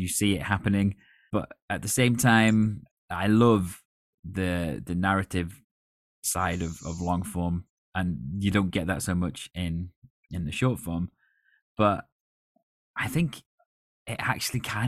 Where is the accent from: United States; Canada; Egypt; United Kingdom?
United Kingdom; as a British person